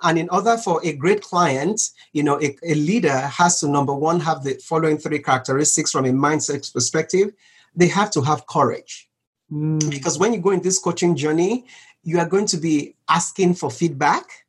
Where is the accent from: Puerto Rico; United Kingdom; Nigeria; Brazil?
Nigeria; growing up in Nigeria, a developing country of, you know, right now about 200 million people